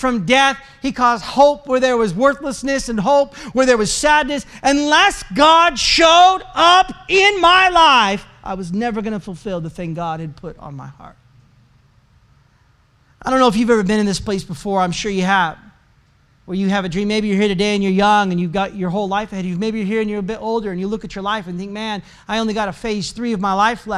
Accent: Portland, Oregon, United States; moved away as an adult; now in Calgary, Canada; I am from Portland, Oregon, and we wanted to move to Canada

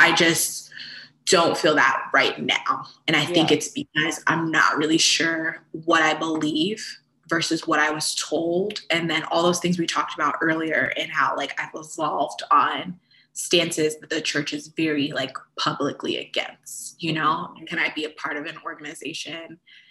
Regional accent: Central Florida, United States; also born or lived in Fort Lauderdale, Florida; almost everyone that I grew up with in Central Florida

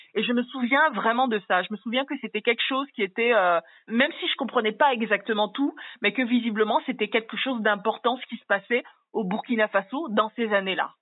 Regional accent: Bangui, Central African Republic; moved away; also born or lived in Yaoundé, Cameroon; je vivais en fait à Bangui dans mon enfance. Je suis née à Yaoundé, j'y ai vécu les trois premières années de ma vie, puis après je suis allée vivre à Bangui

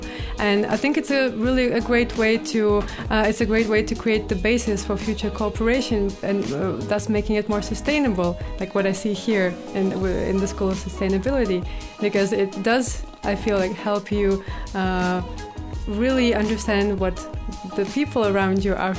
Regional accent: Saint Petersburg, Russia; I am personally from St. Petersburg, and over there we coordinate the work of all those NGOs

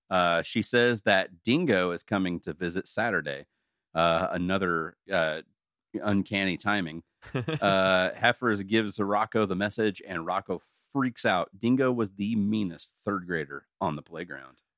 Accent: United States; we're also all from America.

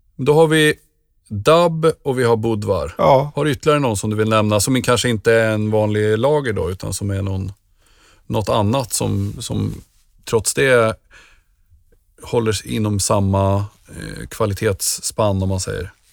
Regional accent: Nyköping, Södermanland, Sweden; Jag kommer ju från Nyköping

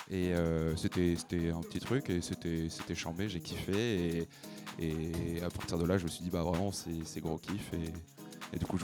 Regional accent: Lyon, Auvergne-Rhône-Alpes, France; Je suis de Lyon, donc j'ai démarré, là-bas, à Lyon.

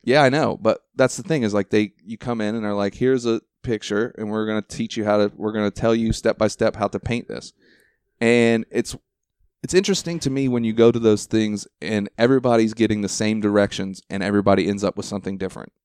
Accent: Ohio, United States; moved away; I'm originally from Ohio

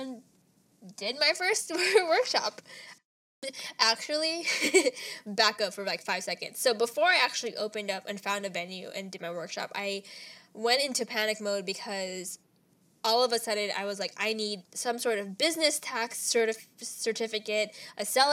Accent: Ontario, California, United States; now in Los Angeles, United States; my hometown, Ontario

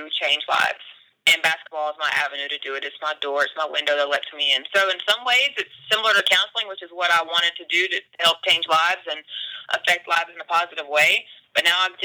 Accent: Meridian, Mississippi, United States; moved away as an adult; also born or lived in Alabama; now in Athens, United States; I am from Reading, Mississippi, born and raised.

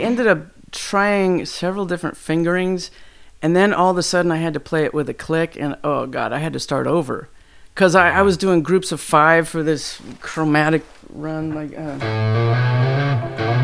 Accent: San Diego, California, United States; also born or lived in New York; so I moved west. Yeah, San Diego, from 9 to, I don't know, 20 or something

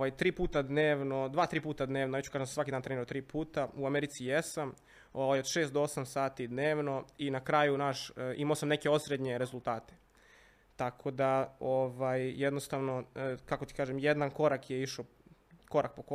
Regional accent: Belgrade, Serbia; also born or lived in United States; ja sam odrastao na Bežanijskoj kosi

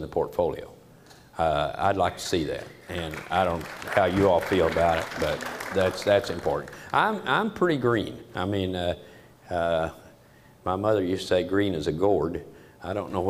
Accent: United States; I am an American

